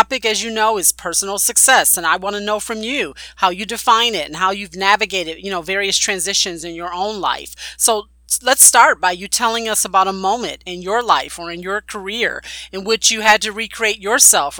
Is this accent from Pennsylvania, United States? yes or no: no; Buffalo, New York, United States; my hometown of Buffalo, New York